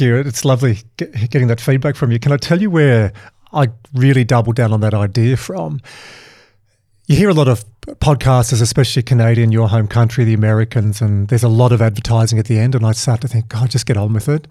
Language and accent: English; Dubbo, New South Wales, Australia; growing up in Dubbo